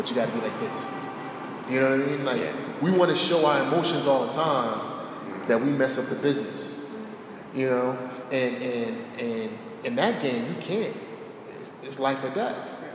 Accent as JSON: {"language": "English", "town": "Newark", "region": "New Jersey", "country": "United States", "tie": "born or raised there", "said": "born and raised in Newark"}